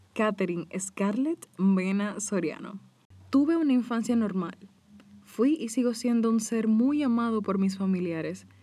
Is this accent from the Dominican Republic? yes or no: yes; Dominican Republic; En mi país, República Dominicana